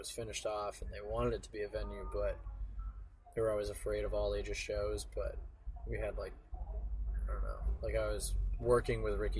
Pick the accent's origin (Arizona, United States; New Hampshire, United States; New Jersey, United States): New Hampshire, United States; Candia; also born or lived in Manchester, New Hampshire; I was born in Manchester, New Hampshire. I lived there until I was like four, and then my parents built a house in Candia, New Hampshire, which is like 15 minutes away.